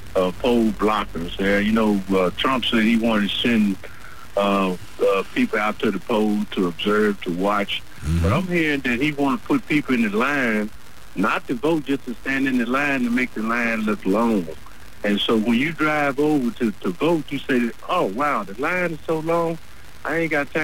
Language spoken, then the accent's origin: English; Mississippi, United States; moved away; I'm from Mississippi. I'm retired military. And my mama always taught me. She stood the picket lines. She went and marched with, in a lot of marches there back in Mississippi.